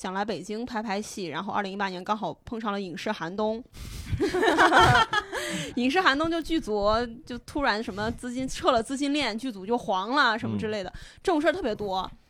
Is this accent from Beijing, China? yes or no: no; Wenzhou, Zhejiang, China; 我是温州人